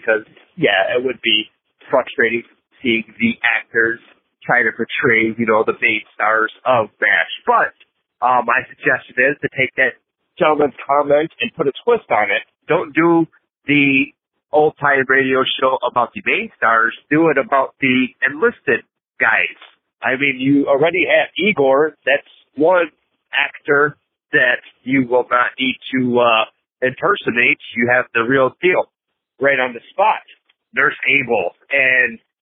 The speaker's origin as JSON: {"language": "English", "town": "Chicago", "region": "Illinois", "country": "United States", "said": "I am from Chicago, Illinois"}